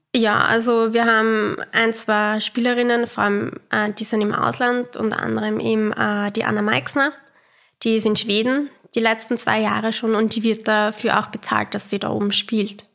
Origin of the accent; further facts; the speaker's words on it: Austria; wir sind halt aus Österreich